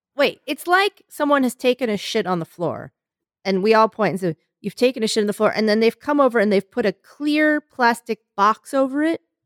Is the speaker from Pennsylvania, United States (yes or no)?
yes; Philadelphia, Pennsylvania, United States; I'm from Philadelphia